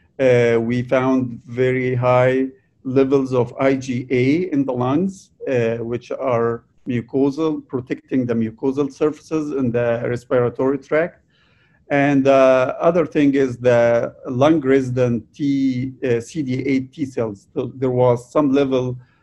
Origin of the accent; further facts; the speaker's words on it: Egypt; moved away as an adult; I was born and raised in Egypt